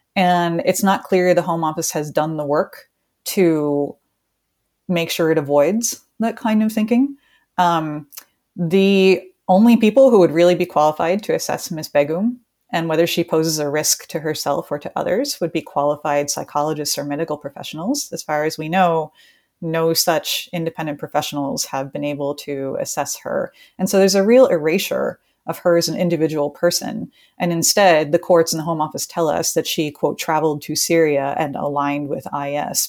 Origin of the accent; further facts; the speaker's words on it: United States; I'm from the United States